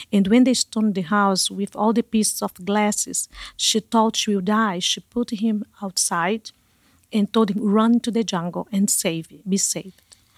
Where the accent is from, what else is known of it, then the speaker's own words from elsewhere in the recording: Manaus, Amazonas, Brazil; moved away as an adult; also born or lived in Canada; I was raised in Manaus